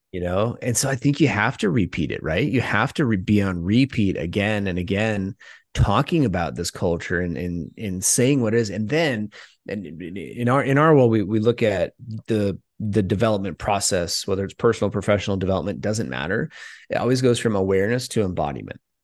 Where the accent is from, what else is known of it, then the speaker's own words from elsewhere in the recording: Midwest, United States; moved away; I'm from the Midwest